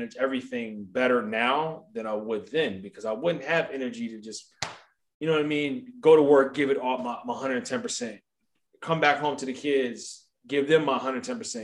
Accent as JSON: {"language": "English", "town": "Columbia", "region": "Maryland", "country": "United States", "also_born_or_lived": "Baltimore, Maryland", "moved": "yes", "said": "when I was back home and I was working in Baltimore, living in Columbia"}